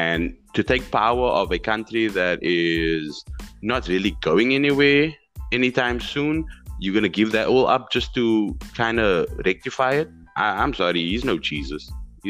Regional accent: South Africa; as a citizen of South Africa

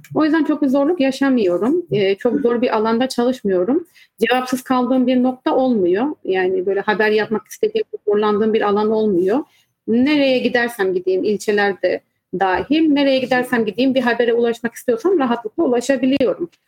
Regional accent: Artvin, Turkey; Artvinli olduğum için üniversiteyi bitirip art, e, hemen Artvin'e dönüp e, çalışmaya başladığım için

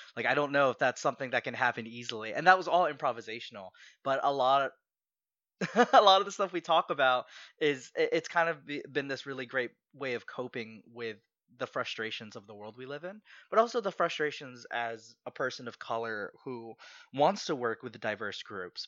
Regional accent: Southern Maryland, United States; also born or lived in Philippines; I grew up, I grew up in Southern Maryland

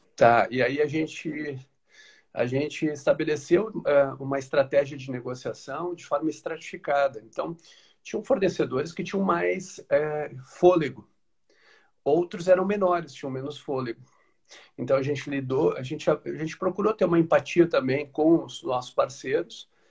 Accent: Porto Alegre, Rio Grande do Sul, Brazil; now in Araranguá, Brazil; Eu sou natural de Porto Alegre, hoje moro em Araranguá, aqui no sul de Santa Catarina.

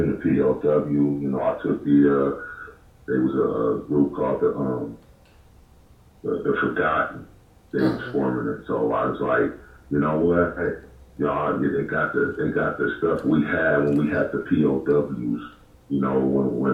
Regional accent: Los Angeles, California, United States; I'm from South Central

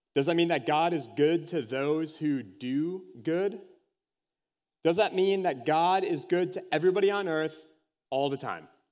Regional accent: Anoka, Minnesota, United States; Halloween, capital of the world, if anyone has ever heard me talk about that before, is my hometown.

